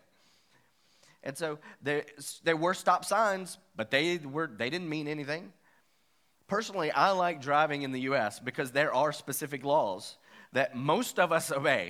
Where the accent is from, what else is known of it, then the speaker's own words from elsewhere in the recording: West Virginia, United States; I am from West Virginia